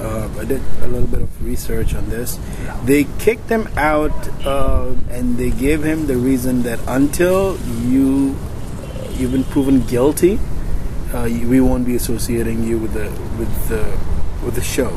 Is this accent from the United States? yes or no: no; United Arab Emirates; moved away; also born or lived in Pakistan; My home country.